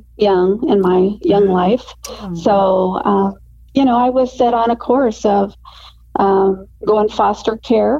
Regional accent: Phoenix, Arizona, United States; I was raised here in the Valley of the Sun in Arizona, and I love the Valley

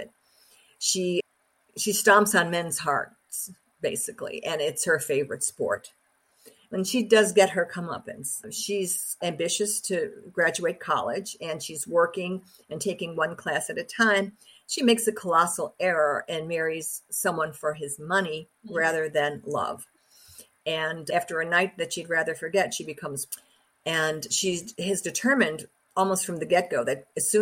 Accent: Chicago, Illinois, United States; my hometown, in my home neighborhood.

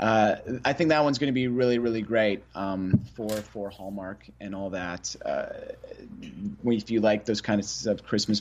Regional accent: Winnipeg, Manitoba, Canada; moved away; I'm from Winnipeg initially, so this is Manitoba Theater for Young People

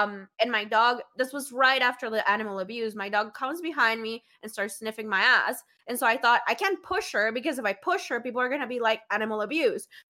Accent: Colombia; moved away; I grew up in Colombia in the nineties

